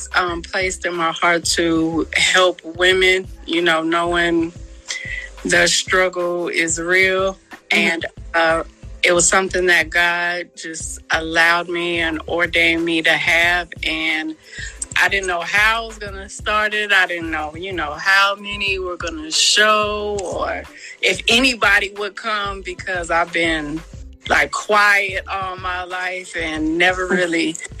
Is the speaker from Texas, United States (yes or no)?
yes; San Antonio, Texas, United States; I am from San Antonio, Texas.